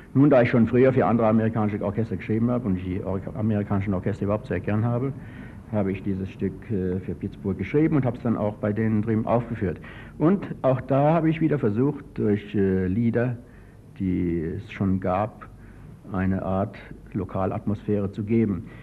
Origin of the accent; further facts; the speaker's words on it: Frankfurt, Hesse, Germany; accent: Frankfurt dialect; moved away as an adult; also born or lived in United States / Switzerland; wir sind Frankfurter